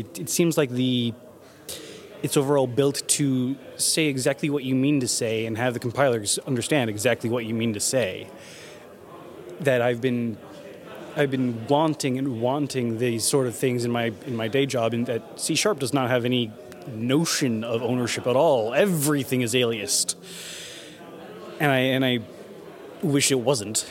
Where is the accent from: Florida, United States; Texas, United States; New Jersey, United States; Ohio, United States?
Ohio, United States; Dayton; I am from Dayton, Ohio. I work at a subcontractor out there